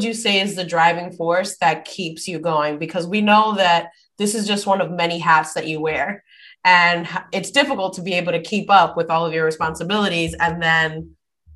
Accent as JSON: {"language": "English", "town": "New York City", "region": "New York", "country": "United States", "tie": "born or raised there", "moved": "yes", "said": "Brooklyn girls running up that high school track"}